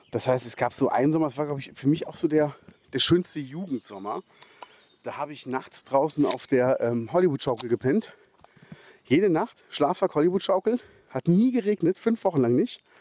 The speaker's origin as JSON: {"language": "German", "town": "Cologne", "region": "North Rhine-Westphalia", "country": "Germany", "tie": "born or raised there", "said": "Ich bin in Köln zur Schule gegangen."}